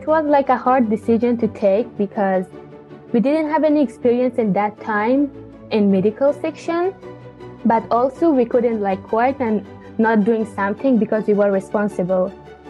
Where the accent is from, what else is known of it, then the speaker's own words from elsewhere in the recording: Herat, Afghanistan; moved away; And so I'm from Afghanistan, Herat city